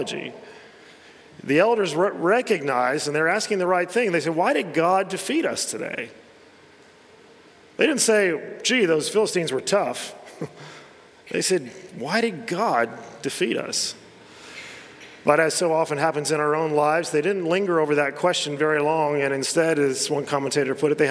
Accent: United States; moved away; I grew up in America

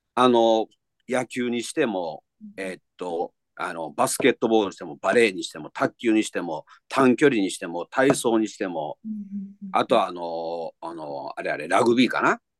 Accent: Himeji, Hyogo, Japan; moved away; 今私あの地元の兵庫県の姫路市に帰ってきております

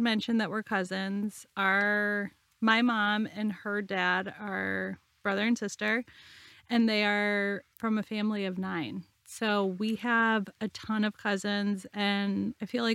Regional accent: Rocky River, Ohio, United States; I grew up in Rocky River, Ohio, which is a suburb of Cleveland

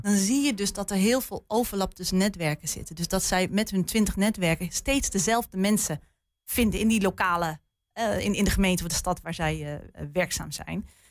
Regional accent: Haaksbergen, Overijssel, Netherlands; moved away; ik kom zelf van oorsprong uit Haaksberg

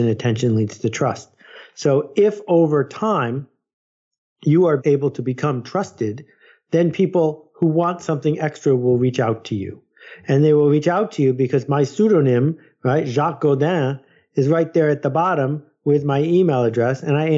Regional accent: United States; I'm an American

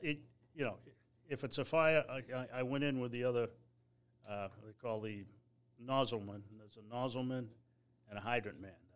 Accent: Newton, Massachusetts, United States; I'm, from the city of Newton

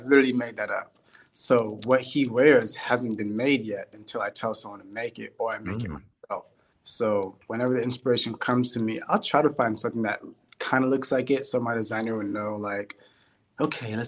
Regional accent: Sacramento, California, United States; my hometown, Sacramento

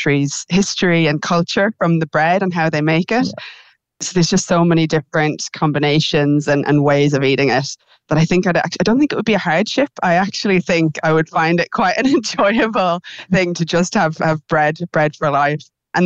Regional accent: Ireland; being Irish

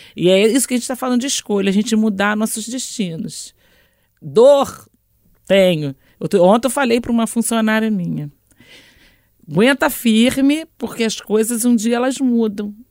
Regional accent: Niterói, Rio de Janeiro, Brazil; Eu sou de Niterói, do Rio

